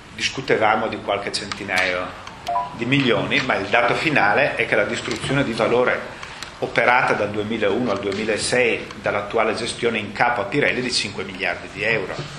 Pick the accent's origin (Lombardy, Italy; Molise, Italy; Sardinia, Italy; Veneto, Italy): Lombardy, Italy; Brescia; accent: Brescian; presidente della S M di Brescia, che il mio accento tradisce